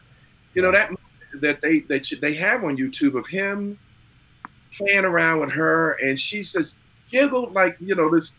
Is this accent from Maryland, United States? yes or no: yes; Baltimore, Maryland, United States; I'm from Baltimore. I'm not from Brooklyn or Jersey.